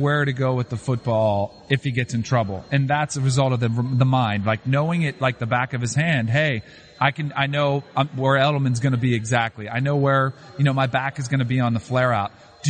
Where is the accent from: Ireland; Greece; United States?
United States; Miami, Florida; I grew up in Miami